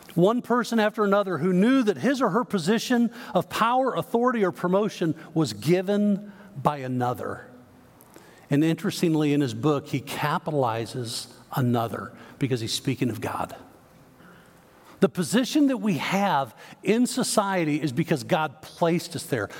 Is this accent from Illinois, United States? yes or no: yes; Chicago, Illinois, United States; now in Texas, United States; I grew up in the Chicago area